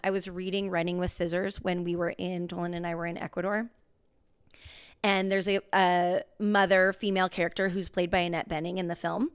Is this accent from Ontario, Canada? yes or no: no; Rocky Mountain House, Alberta, Canada; also born or lived in Lloydminster, Saskatchewan; we are from, as we've said in episodes before, Rocky Mountain House, Alberta.